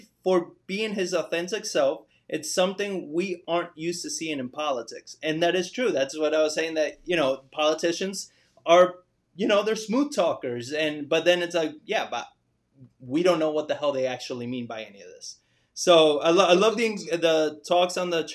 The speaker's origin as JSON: {"language": "English", "region": "New York", "country": "United States", "tie": "born or raised there", "moved": "as an adult", "said": "I grew up there"}